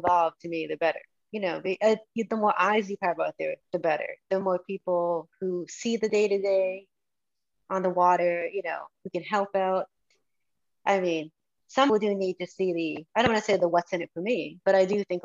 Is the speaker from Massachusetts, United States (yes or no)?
yes; Massachusetts, United States; I grew up in Massachusetts